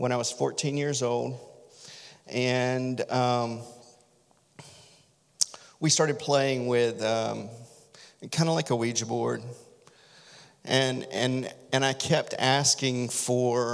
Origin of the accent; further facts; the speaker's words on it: Deep South, United States; I grew up in the Deep South